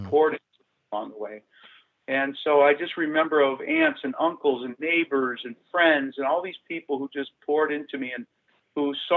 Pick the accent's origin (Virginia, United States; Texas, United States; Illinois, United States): Illinois, United States; Calumet City; I grew up in Calumet City, Illinois